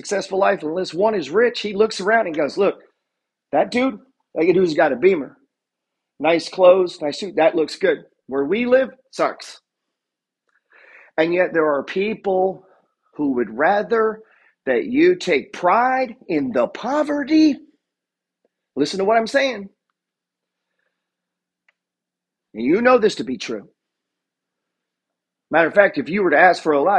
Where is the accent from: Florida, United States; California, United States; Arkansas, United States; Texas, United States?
Arkansas, United States; I'm from Arkansas